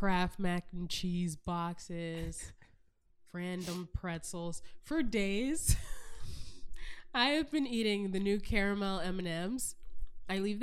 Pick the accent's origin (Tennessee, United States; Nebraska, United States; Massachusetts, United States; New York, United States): Massachusetts, United States; Taunton; moved away as an adult; now in Los Angeles, United States; I'm from Taunton, Massachusetts.